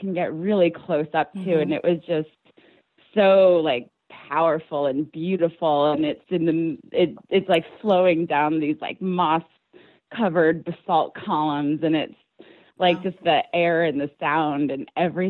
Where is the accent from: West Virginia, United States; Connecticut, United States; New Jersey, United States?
Connecticut, United States; moved away as an adult; also born or lived in New York / Detroit; now in Portland, United States; I grew up in Connecticut, is how I know Kathleen and Kelly.